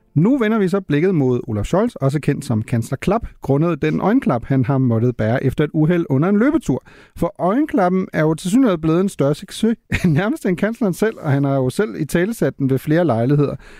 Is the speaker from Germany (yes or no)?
yes; Germany; moved away; som tysker